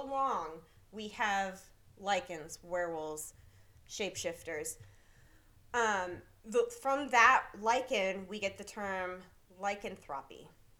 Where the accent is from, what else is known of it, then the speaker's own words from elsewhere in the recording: Vermont, United States; moved away; also born or lived in Pacific Northwest; I'm from Vermont.